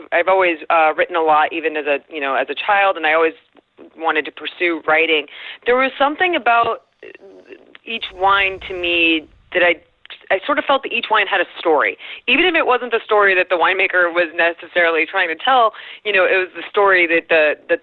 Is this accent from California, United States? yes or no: yes; Southern California, United States; I grew up in Southern California in the 90s